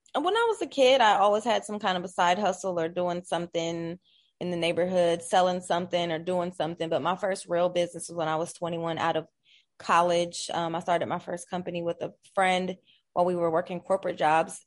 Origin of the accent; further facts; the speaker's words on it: Columbus, Ohio, United States; I'm born and raised in Columbus, Ohio